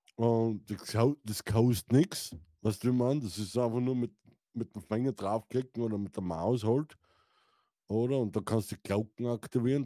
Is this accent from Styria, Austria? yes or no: yes; Styria, Austria; ich bin ein Steirer